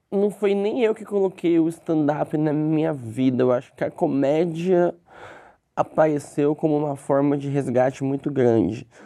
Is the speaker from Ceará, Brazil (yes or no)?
no; São Paulo, Brazil; Sou de São né? Paulo, sou de São Paulo.